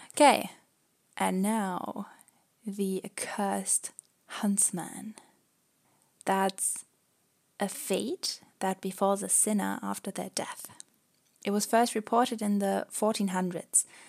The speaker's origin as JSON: {"language": "English", "country": "Germany", "said": "we're actually from Germany"}